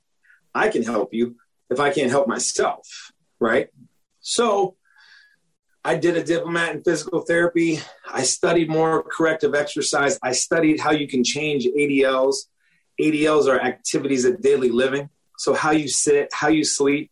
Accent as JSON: {"language": "English", "town": "Washington", "region": "District of Columbia", "country": "United States", "moved": "as an adult", "lives_now": "Florida, United States", "said": "I'm originally from the Washington, D.C. area. I came down to Florida to go to the University of Florida"}